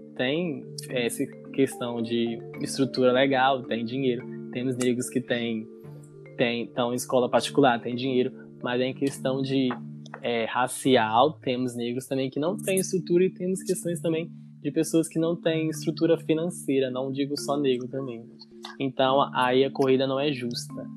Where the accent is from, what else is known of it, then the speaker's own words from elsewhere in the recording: Governador Valadares, Minas Gerais, Brazil; eu sou da Universidade Federal aqui da minha cidade, a UFJF, aqui de Governador Valadares